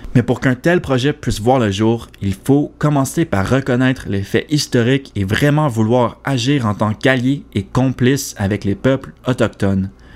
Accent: Quebec, Canada

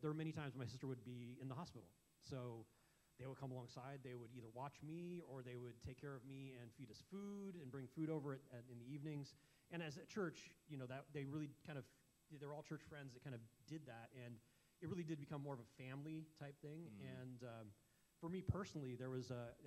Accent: California, United States; moved away; I grew up in California

